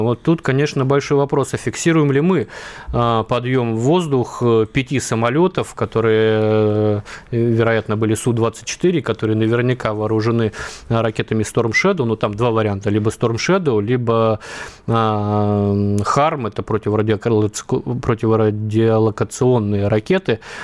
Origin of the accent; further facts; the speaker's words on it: Vladivostok, Primorsky Krai, Russia; Я вырос в Владивостоке, вот все дело детства